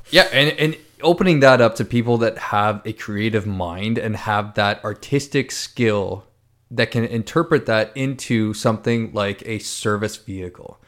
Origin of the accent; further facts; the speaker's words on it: Ontario, Canada; me growing up in Ontario